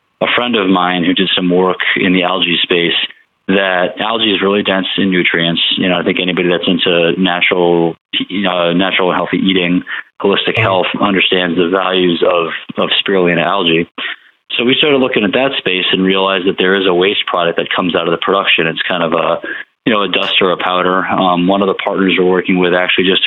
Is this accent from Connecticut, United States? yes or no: yes; Connecticut, United States; moved away; I grew up in Connecticut, back up in the Northeast.